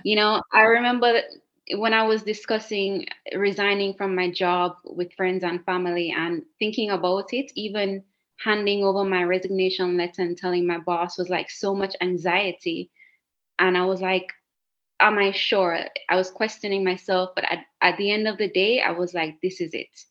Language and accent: English; Jamaica; moved away as an adult; also born or lived in Cayman Islands; now in Italy; i was living in a beautiful island like next door to jamaica my hometown